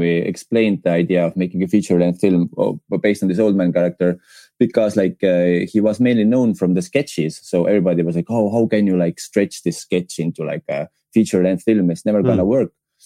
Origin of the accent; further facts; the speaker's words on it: Estonia; English is a second language; We are from Eastern Europe